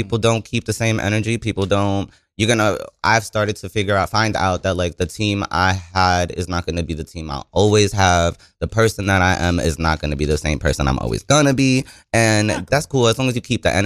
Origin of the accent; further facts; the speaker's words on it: New York City, New York, United States; everybody from my part of New York City. Because I'm from New York. I'm from Queensbridge.